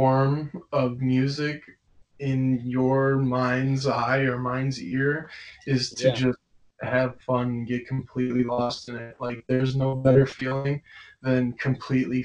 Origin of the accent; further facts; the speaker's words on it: Tinley Park, Illinois, United States; I do have a lot of pride from where I'm from, and especially where I went to school, which is Tinley Park High School